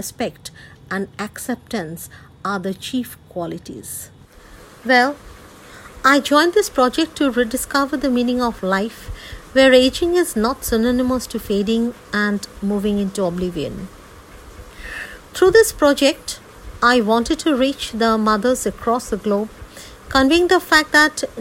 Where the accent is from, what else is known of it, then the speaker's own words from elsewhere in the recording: India; I hail from India.